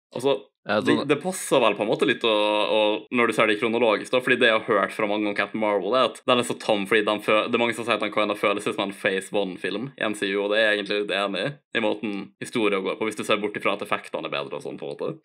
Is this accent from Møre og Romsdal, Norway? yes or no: yes; Ålesund, Møre og Romsdal, Norway; also born or lived in Eide; jeg flytta jo obviously fra Eide når jeg var sånn sju år, noe sånt. Jeg Har bodd i Ålesund basically siden